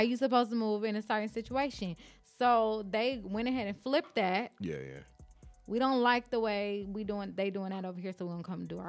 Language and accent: English; Los Angeles, California, United States; also born or lived in Compton; I grew up in South Central Los Angeles. You know, you got a little church, little wooden church on every corner.